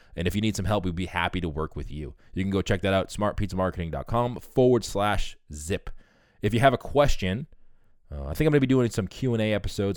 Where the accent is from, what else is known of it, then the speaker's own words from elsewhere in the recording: Boston, Massachusetts, United States; I'm from Boston, so we're based out of Boston